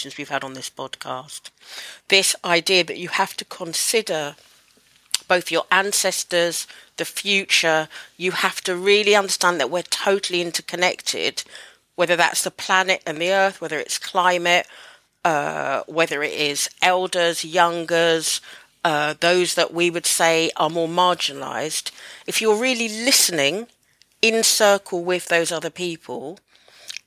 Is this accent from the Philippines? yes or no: no; United Kingdom; I'm Black British, born in the UK. My mum's from Jamaica, my dad's from Barbados